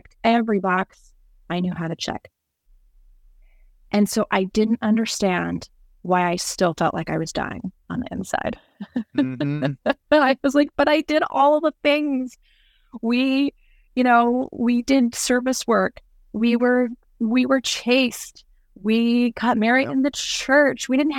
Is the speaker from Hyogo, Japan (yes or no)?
no; Tokyo, Japan; also born or lived in Indianapolis, Indiana; So I'm an MK, a missionary kid. When I was 5, my parents moved our family from Indianapolis, Indiana to Tokyo, Japan.